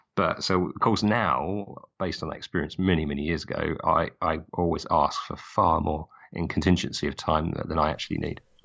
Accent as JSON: {"language": "English", "area": "just outside Brighton and Hove", "region": "South East England", "country": "United Kingdom", "tie": "born or raised there", "said": "I grew up just outside Brighton and Hove."}